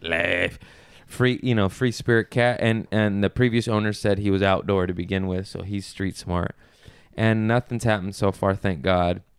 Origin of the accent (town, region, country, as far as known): Los Angeles, California, United States